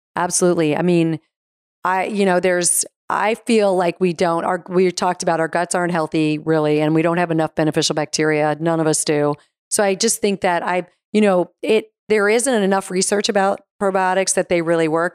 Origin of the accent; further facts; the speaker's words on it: Arizona, United States; moved away; also born or lived in New York; I was from Arizona, so I was a West Coast girl originally.